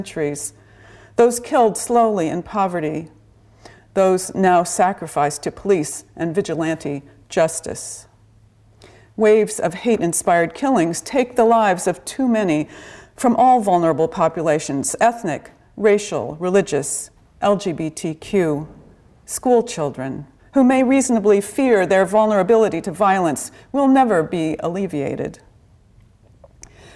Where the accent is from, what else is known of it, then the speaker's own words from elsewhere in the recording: Pasadena, California, United States; I grew up in Pasadena, California